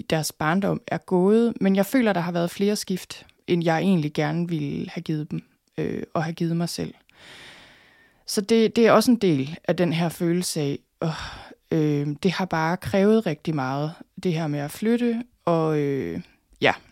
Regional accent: North Denmark Region, Denmark; jeg flyttede selvfølgelig fra Thy i sin tid, og så var jeg ude at rejse nogle år, så flyttede jeg til København.

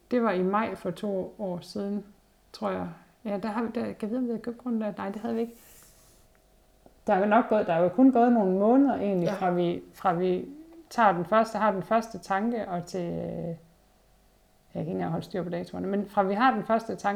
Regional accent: Hundborg, North Denmark Region, Denmark; når jeg selv husker tilbage på min barndom i Hundborg, med, hvor vi boede op i skoven

